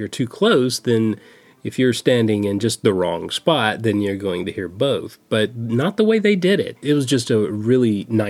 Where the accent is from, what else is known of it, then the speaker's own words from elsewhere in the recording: Winfield, Alabama, United States; moved away; I grew up in Winfield, Alabama, and it's a small rural town